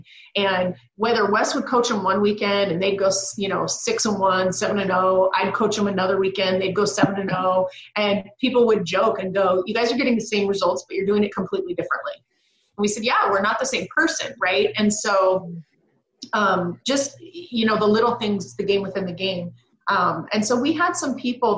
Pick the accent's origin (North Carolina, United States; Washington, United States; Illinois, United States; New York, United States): Washington, United States; Pacific Northwest, just south of Seattle; moved away as an adult; also born or lived in Canada; now in California, United States; I'm born and raised Pacific Northwest, or born in Canada, migrated down to just south of Seattle